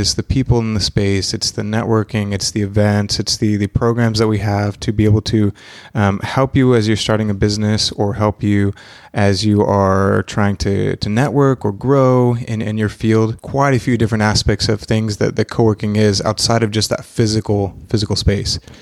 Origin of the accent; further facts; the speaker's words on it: Mexico; also born or lived in Texas / Oklahoma City; now in Wilkes County, United States; born in Texas, um, but I was raised in Mexico and have traveled abroad for a long time